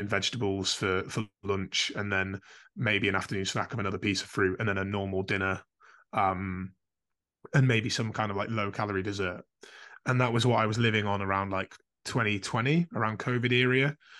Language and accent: English; Carlisle, North West England, United Kingdom; now in Calderdale, United Kingdom; I grew up in Carlisle